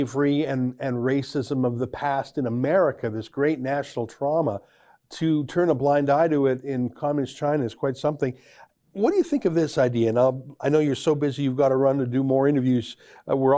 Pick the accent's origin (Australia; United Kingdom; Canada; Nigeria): Canada; I'm a Canadian journalist and author